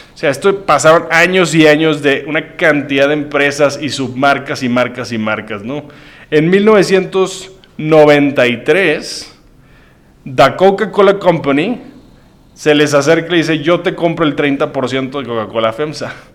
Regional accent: Monterrey, Nuevo León, Mexico; Este es de mi tierra, de Monterrey.

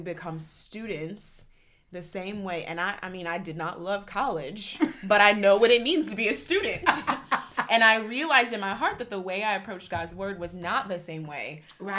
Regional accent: Cleveland, Ohio, United States; moved away as an adult; also born or lived in St. Louis; I grew up in Cleveland.

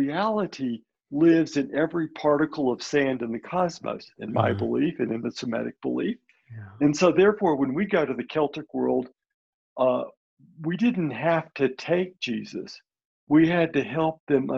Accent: Birmingham, Alabama, United States; I'm first generation Lebanese. My parents were born in Lebanon and came to this country as children. Mm. But I was born in Birmingham, Alabama

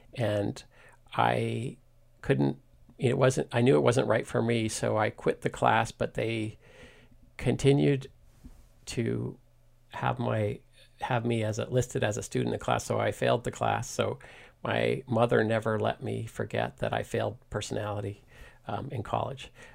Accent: Washington, District of Columbia, United States; moved away as an adult; now in Mill Valley, United States; I grew up in Washington, D C, um, ne, in D C near the National Cathedral

